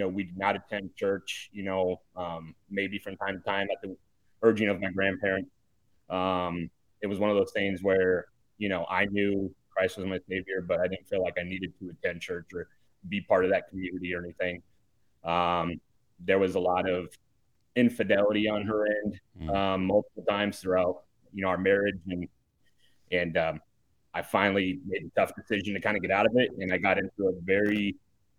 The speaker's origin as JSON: {"language": "English", "region": "Iowa", "country": "United States", "tie": "born or raised there", "said": "I grew up in Iowa."}